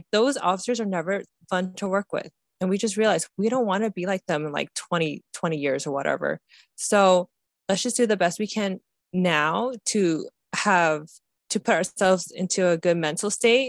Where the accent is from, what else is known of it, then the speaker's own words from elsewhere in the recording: Ohio, United States; Akron, we're from Ohio.